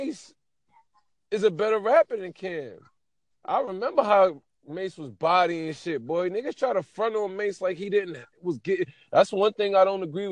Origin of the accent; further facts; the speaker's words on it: New York City, New York, United States; I'm from New York City, Brooklyn, East New York